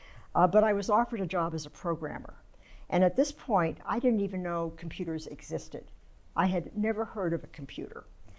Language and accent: English; San Francisco, California, United States; Okay, well, as you said, I grew up right in San Francisco. It's a very different place now than it was then.